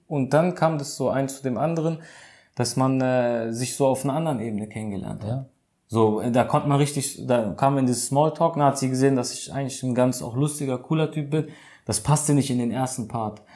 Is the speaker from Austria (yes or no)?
no; Germany; hier bei uns in Deutschland